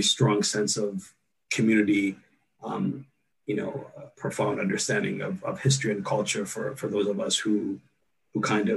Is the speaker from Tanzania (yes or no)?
no; United States; having been born and raised here, we're equally American as well